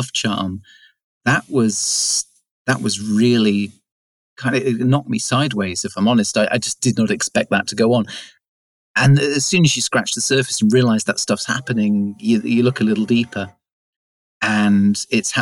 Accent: West Country, South West England, United Kingdom; moved away as an adult; now in Shetland Islands, United Kingdom; I'm from the West Country, from the south of England, the southwest.

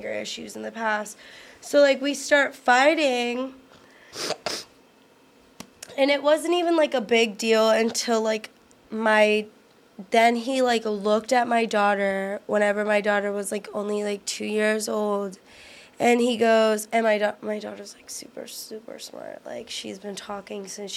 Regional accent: Houston, Texas, United States; I'm from Houston

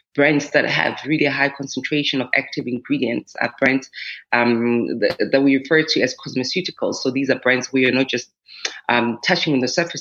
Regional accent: South Africa; as a South African African woman with melanin-rich skin

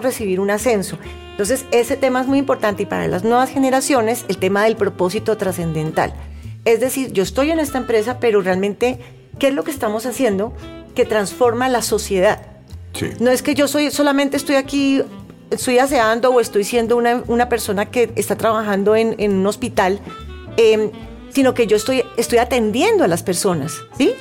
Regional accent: Cali, Valle del Cauca, Colombia; now in Bogotá, Colombia; Originalmente soy de Cali, pero ya muchos años acá en Bogotá.

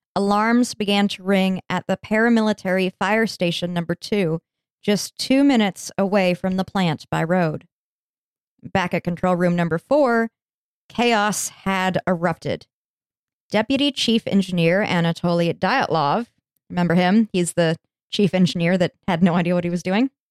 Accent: United States; I'm American

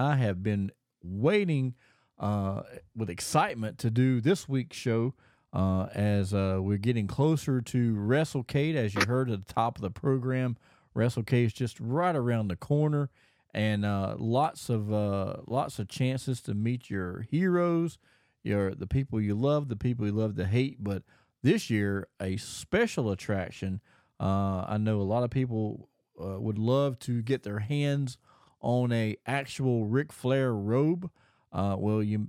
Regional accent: Greensboro, North Carolina, United States; also born or lived in Charlotte, North Carolina; now in Mooresville, United States; I was born in right outside of Charlotte, and then I grew up in the Greensboro High Point area

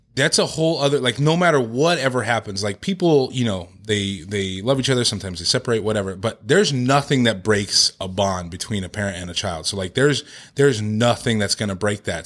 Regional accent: Victorville, California, United States; also born or lived in Orange County; I grew up in Victorville, Hesperia area, um, the high desert

